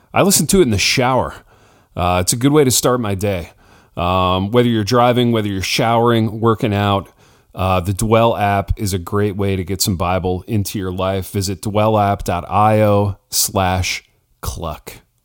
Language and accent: English; Hartford City, Indiana, United States; moved away; a coffee shop in my hometown that's run by a former classmate of mine